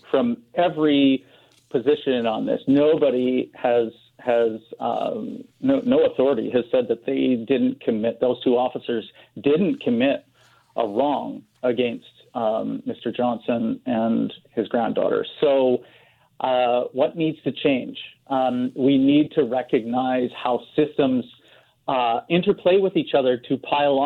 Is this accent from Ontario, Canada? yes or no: no; Saskatoon, Saskatchewan, Canada; now in Vancouver, Canada; I'm from Saskatoon.